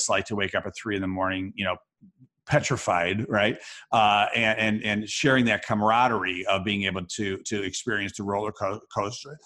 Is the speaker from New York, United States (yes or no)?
yes; Rochester, New York, United States; I teach a class of entrepreneurship at the University of Rochester, New York, my hometown